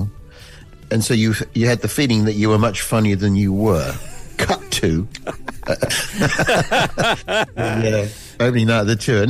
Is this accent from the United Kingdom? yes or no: yes; United Kingdom; we're British people